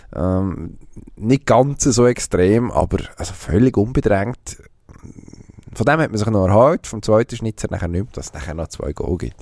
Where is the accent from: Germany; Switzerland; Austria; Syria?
Switzerland; als Schweizer